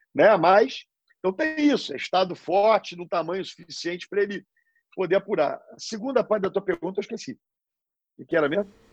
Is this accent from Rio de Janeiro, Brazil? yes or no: yes; Rio de Janeiro, Brazil; Nasci no Rio, na Zona Sul, morei no Jardim Botânico, me estudei no Colégio Santo Agostinho e formei direito na PUC